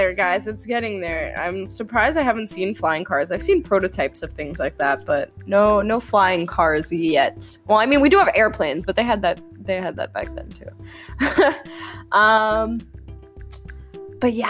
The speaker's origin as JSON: {"language": "English", "region": "New York", "country": "United States", "said": "I'm from New York"}